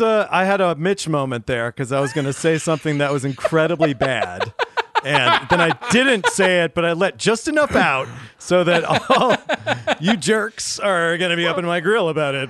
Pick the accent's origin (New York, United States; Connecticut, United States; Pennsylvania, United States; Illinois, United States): Pennsylvania, United States; Pittsburgh; moved away; my hometown, Pittsburgh